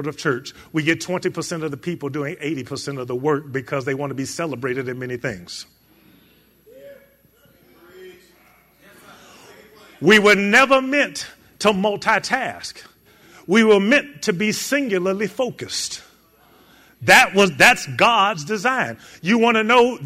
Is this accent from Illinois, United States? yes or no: yes; Chicago, Illinois, United States; moved away; Chicago, my hometown